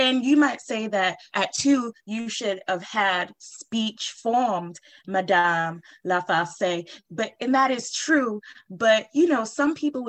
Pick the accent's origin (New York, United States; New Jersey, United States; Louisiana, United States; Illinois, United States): Louisiana, United States; New Orleans; Well, I come from New Orleans, a long line of mediums down there.